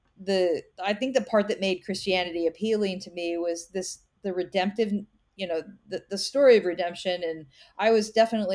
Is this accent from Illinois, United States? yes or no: no; Kansas, United States; I grew up in Kansas in a small town